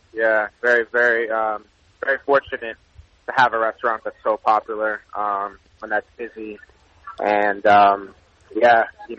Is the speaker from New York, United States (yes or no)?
yes; New York City, New York, United States; also born or lived in Nigeria; I grew up in the Bronx. My mom, she's a single mom. We're in a one-bedroom apartment